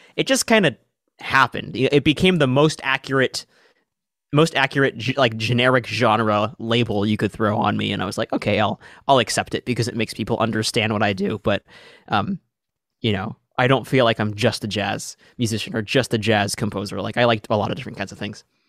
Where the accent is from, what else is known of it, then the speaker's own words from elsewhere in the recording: Seattle, Washington, United States; I'm from Seattle, Washington